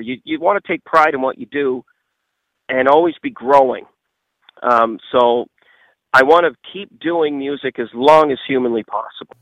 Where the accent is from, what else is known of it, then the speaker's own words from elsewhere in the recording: Nova Scotia, Canada; my hometown and small parts of Nova Scotia